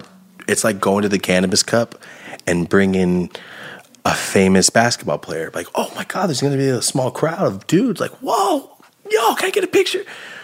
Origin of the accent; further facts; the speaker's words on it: Merced, California, United States; Because I'm like, I'm from Merced and I'm so fucking excited.